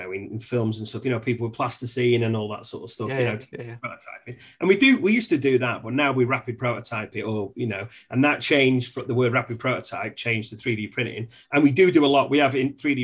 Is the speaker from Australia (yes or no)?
no; England, United Kingdom; I'm English